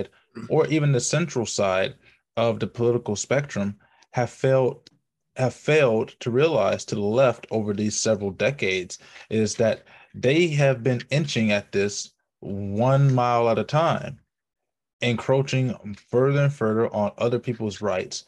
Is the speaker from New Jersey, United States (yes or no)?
no; Mississippi, United States; we grew up in Socher, Mississippi